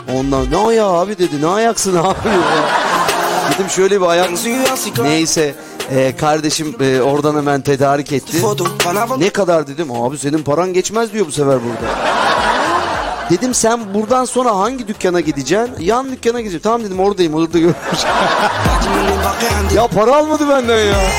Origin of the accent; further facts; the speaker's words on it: Tekirdağ, Turkey; Tekirdağlı olarak.